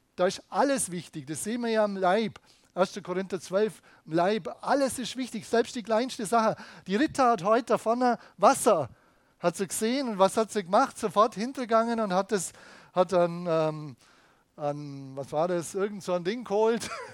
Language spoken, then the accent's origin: German; Germany; bei uns in Deutschland